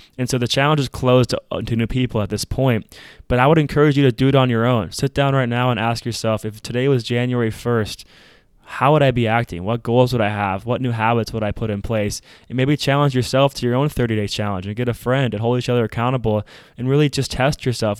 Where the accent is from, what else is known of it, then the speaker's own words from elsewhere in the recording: Minnesota, United States; In Minneapolis, we saw something very tragic happen in my home state